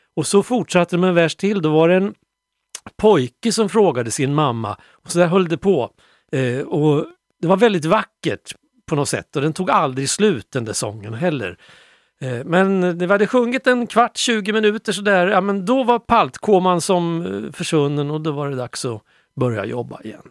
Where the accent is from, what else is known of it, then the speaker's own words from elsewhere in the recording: Sweden; also born or lived in Rwanda; tänker jag som svensk